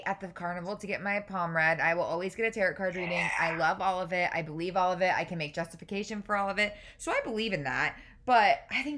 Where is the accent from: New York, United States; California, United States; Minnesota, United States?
New York, United States; also born or lived in Boston; now in Savannah, United States; I'm originally from New York